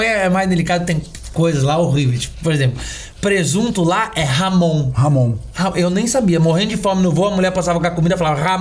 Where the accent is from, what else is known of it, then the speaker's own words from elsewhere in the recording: São Paulo, Brazil; é, eu nasci numa Coab em São Paulo, né? Uhum. Nascido e criado na Coab.